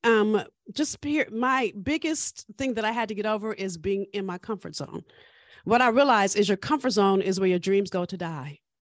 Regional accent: Los Angeles, California, United States; I'm from South Central L

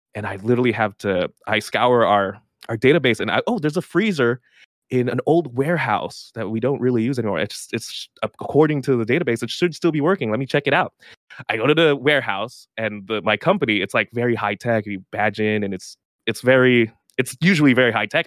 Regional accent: Philippines; I'm from the Philippines

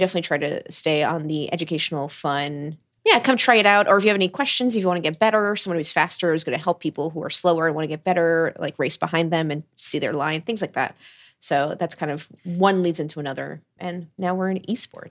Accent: United States; also born or lived in Florida; growing up in America

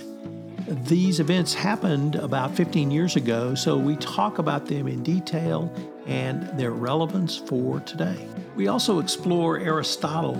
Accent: Texas, United States; I'm a Texan, and of course, we accent every first syllable like hurricane and insurance and omnipotent

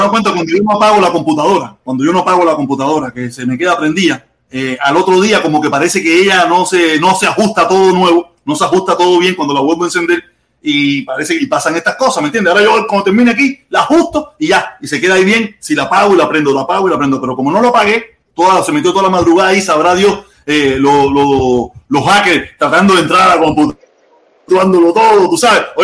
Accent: Cuba; now in Miami, United States; Nosotros no somos chinos, nosotros somos cubanos. Y aquí hay de todo tipos de pensamientos. Me imagino que, somos los mismos cubanos que estábamos en Cuba, o que, nunca nos quejamos, o que a partir de que salimos abrimos los ojos

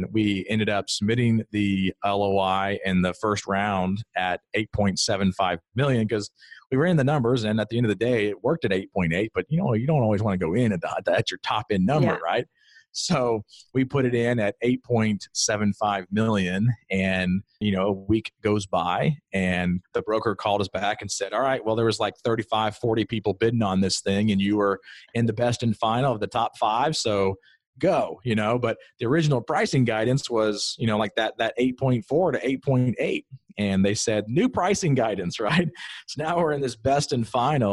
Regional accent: Greenville, South Carolina, United States; moved away as an adult; now in Columbia, United States; I'm from Greenville, South Carolina. I drove by this particular property, you know, for the 27 years that I was there

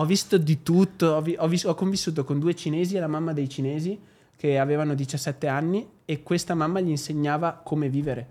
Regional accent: Albignasego, Veneto, Italy; moved away as an adult; also born or lived in Sydney, Australia / London, United Kingdom / Dubai, United Arab Emirates; io arrivo da Padova

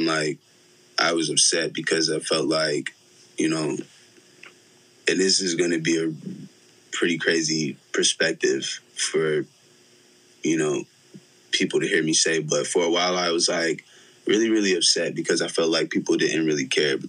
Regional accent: Ironton, Missouri, United States; also born or lived in St. Louis, Missouri; now in Los Angeles, United States; I grew up in Ironton, bro. I played ball in Ironton.

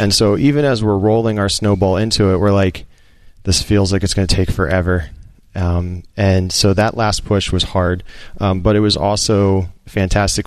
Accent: outside Philadelphia, Pennsylvania, United States; Outside Philadelphia

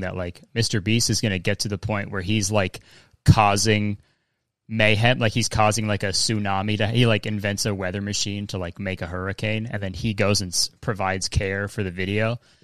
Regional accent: Canada; I'm Canadian

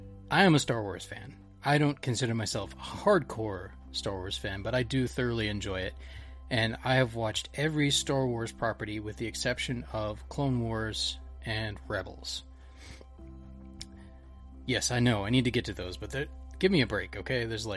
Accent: United States; I'm obviously not Japanese. I'm American.

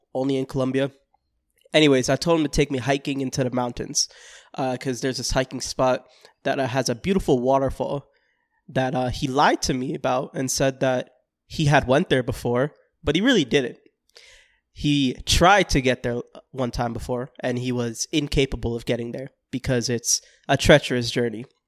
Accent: Florida, United States; I'm from Florida

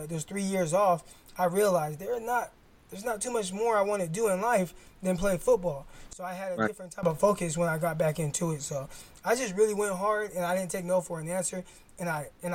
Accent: Stockton, California, United States; Delta College, which is in my hometown, Stockton

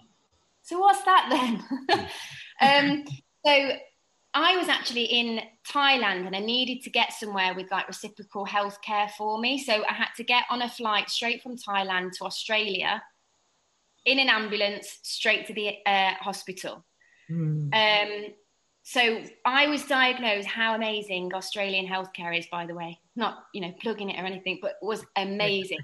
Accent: England, United Kingdom; moved away as an adult; also born or lived in St. Lucia; now in Saint Lucia; I'm from England. You can probably hear with my accent

